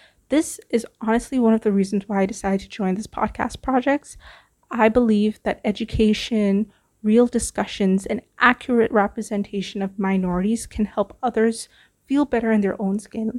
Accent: Vancouver, British Columbia, Canada; also born or lived in Toronto; now in Singapore; moved to Canada when I was 10 years old in search of, you know, just a better life. I spent my time growing up in Vancouver. I moved to Toronto. I'm currently back in Singapore.

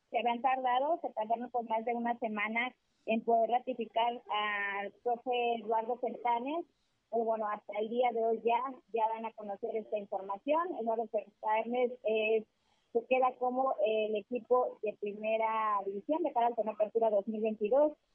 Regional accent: Mexico; como buenos mexicanos

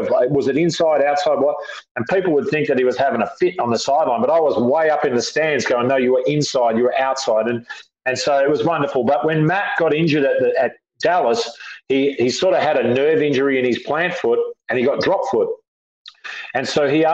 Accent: Australia; moved away as an adult; also born or lived in San Diego, United States; now in United States; So I'm sort of as much American as I am Australian

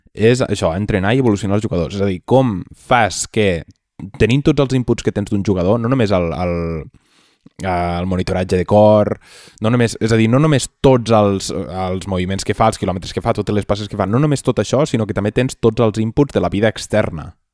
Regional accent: Catalonia, Spain; els catalanets som, som gent que no som massa valents

